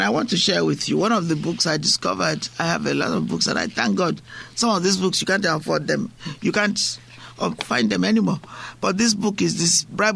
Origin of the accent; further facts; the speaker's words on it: Nigeria; moved away; I'm from Africa. I'm from Nigeria. What I find is that at home, people intentionally, they walk miles to go to church